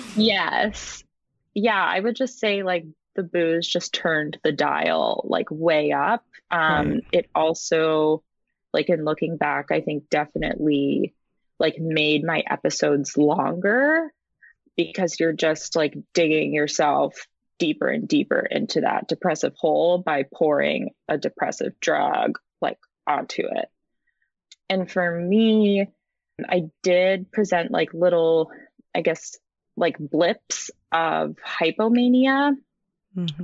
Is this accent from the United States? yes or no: yes; Rhode Island, United States; now in San Francisco, United States; I'm originally from Rhode Island, the smallest state, but I currently live in the Bay Area um, in San Francisco